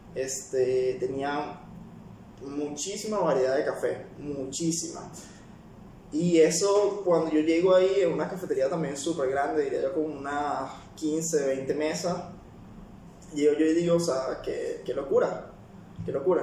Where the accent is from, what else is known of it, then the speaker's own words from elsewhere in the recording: Venezuela; also born or lived in Peru; now in United Arab Emirates; soy de Venezuela